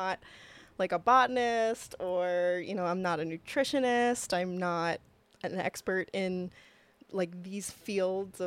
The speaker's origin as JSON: {"language": "English", "town": "Lancaster", "region": "Pennsylvania", "country": "United States", "also_born_or_lived": "Oregon", "moved": "as an adult", "lives_now": "Missoula, United States", "said": "we're from Lancaster, Pennsylvania"}